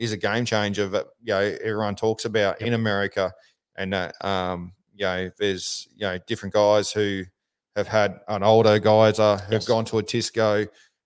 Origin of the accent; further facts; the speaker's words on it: Australia; We're from Australia.